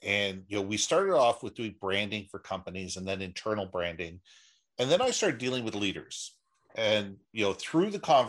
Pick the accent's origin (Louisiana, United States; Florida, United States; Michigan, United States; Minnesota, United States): Minnesota, United States; Minneapolis; also born or lived in Los Angeles / New York / Toronto / Israel; now in Vancouver, Canada; I was originally from Minneapolis. I've lived everywhere. I've lived in LA. I've lived in New York, Toronto. I've lived in overseas in Israel for 3 years. But Vancouver has really been home for me since 1974.